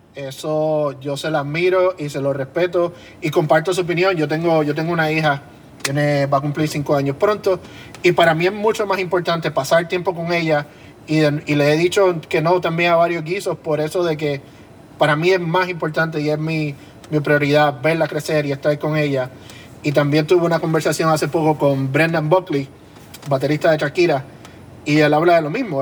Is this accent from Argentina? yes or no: no; Carolina, Puerto Rico; Yo soy de Carolina.